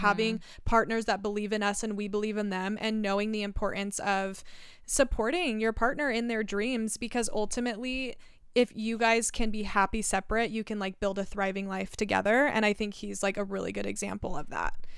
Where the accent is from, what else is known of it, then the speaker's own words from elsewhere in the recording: Southern Oregon, United States; Southern Oregon